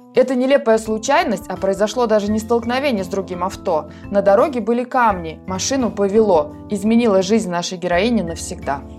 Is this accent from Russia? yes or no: no; Tajikistan; я сама просто из Центральной Азии, только я из Таджикистана